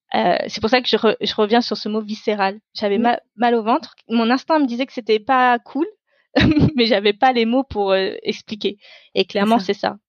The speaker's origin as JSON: {"language": "French", "country": "France", "tie": "born or raised there", "first_language": "Tamil", "second_language": "French", "said": "je suis née en France. Donc mon pays, c'est la France"}